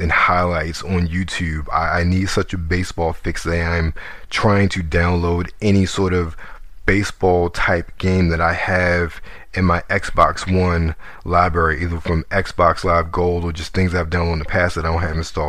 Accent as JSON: {"language": "English", "town": "Baltimore", "region": "Maryland", "country": "United States", "tie": "born or raised there", "moved": "yes", "said": "I'm originally from Baltimore, and the Orioles are such a part of my childhood"}